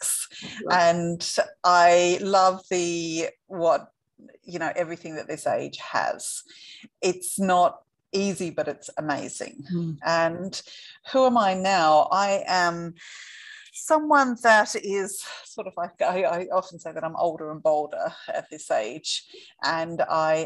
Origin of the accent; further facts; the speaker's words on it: Perth, Western Australia, Australia; moved away; I am from Western Australia, I am from Perth, but I haven't been here for 3.5 years